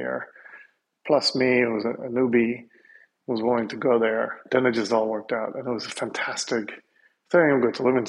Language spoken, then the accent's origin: English; Denmark; moved away as an adult; also born or lived in Australia / London; I was born in Denmark